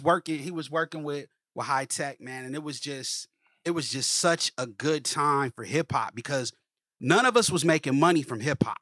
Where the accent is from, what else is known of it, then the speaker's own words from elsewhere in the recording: Columbus, Ohio, United States; also born or lived in Cincinnati, Ohio; I'm originally from Columbus, Ohio, man, um, born and raised